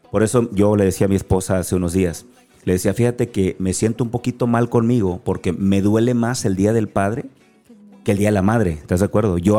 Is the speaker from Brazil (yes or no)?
no; Acapulco, Guerrero, Mexico; accent: Acapulco; Así aprendí, porque yo soy acapulqueño. Y a lo mejor no notas mi acento